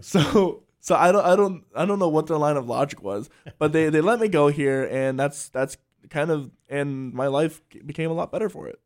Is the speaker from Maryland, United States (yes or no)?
yes; Salisbury, Maryland, United States; moved away; I grew up in Salisbury, Maryland.